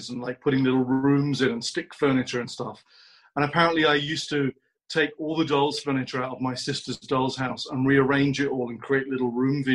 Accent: London, United Kingdom; moved away as an adult; now in Los Angeles, United States; I'm from London

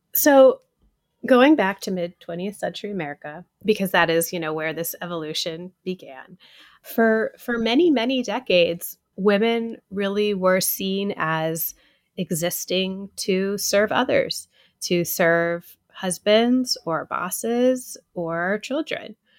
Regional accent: Atlanta, Georgia, United States; now in New York City, United States; I grew up in Atlanta

